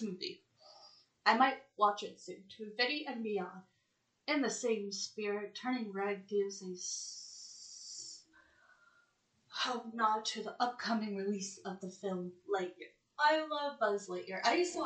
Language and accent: English; United States; I'm from the United States